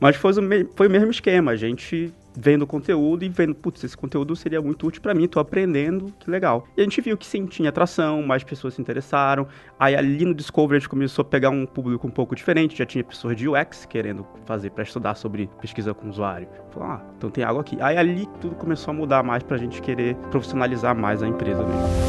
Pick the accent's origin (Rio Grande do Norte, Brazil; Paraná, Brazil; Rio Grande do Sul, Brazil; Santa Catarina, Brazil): Rio Grande do Sul, Brazil; interior of Porto Alegre; eu sou lá do interior de Porto Alegre